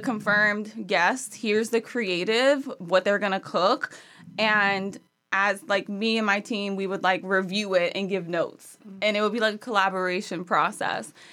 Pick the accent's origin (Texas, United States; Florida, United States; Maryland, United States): Maryland, United States; moved away; Maryland originally